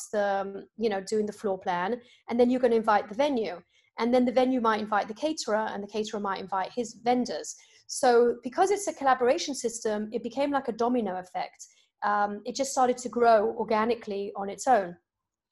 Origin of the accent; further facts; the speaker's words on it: United Kingdom; moved away as an adult; now in United States; in the UK, where I'm from